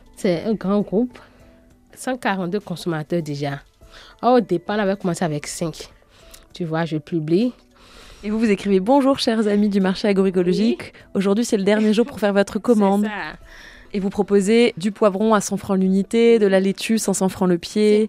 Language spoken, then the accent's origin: French; Porto-Novo, Ouémé, Benin; Je suis née au Bénin, Porte-Novo, la capitale politique du Bénin.